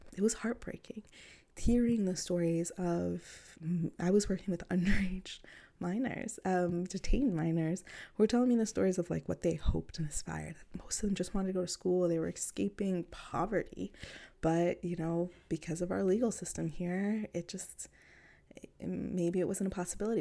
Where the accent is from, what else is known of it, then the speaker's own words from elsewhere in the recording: New York City, New York, United States; I grew up in Queens, New York.